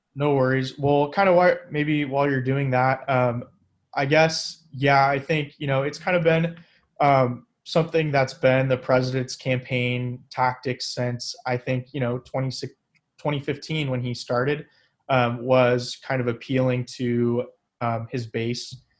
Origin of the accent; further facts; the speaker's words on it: Fresno, California, United States; also born or lived in Sacramento; I was born and raised here in Fresno